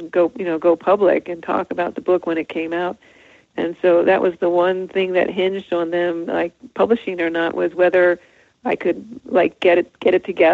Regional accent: New Jersey, United States; moved away; I was from New Jersey

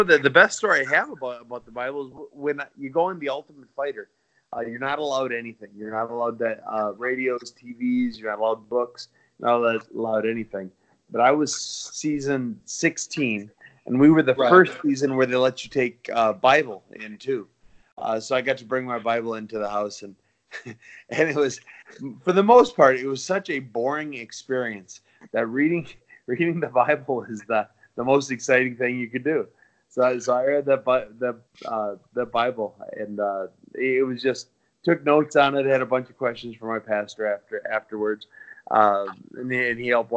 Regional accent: Wisconsin, United States; I grew up in Wisconsin, right on Tishigan Lake, not Michigan, but Tishigan. It's a little lake in Wisconsin.

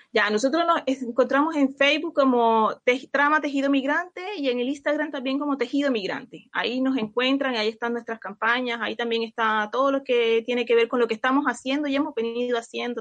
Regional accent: Colombia; now in Chile; yo soy de Colombia

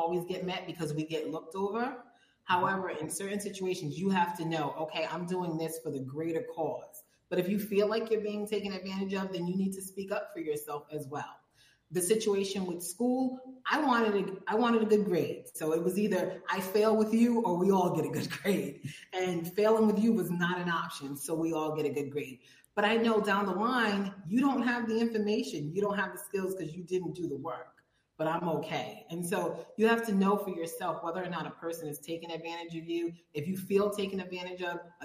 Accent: Providence, Rhode Island, United States; also born or lived in Robersonville, North Carolina; now in Mexico; I come from Providence, Rhode Island. I was raised in the smallest state in the country

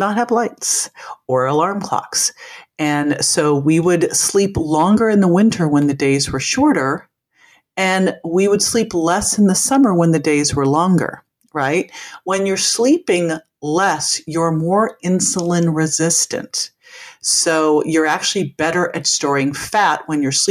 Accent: Berkeley, California, United States; moved away; I'm from Berkeley, California. I was so fortunate to grow up in just kind of a mass of all these different cultures

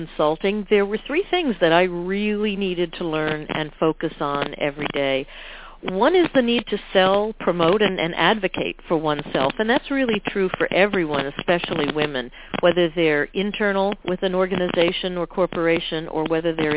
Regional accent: New York City, New York, United States; also born or lived in Vermont; I came back to New York City where I was born

